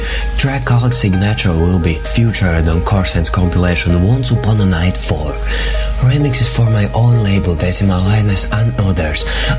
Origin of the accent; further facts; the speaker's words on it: Latvia; from Latvia